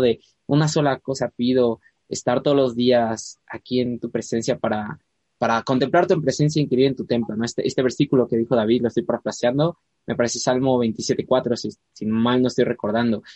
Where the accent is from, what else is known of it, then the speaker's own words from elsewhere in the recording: Puebla, Mexico; Puebla, de donde yo soy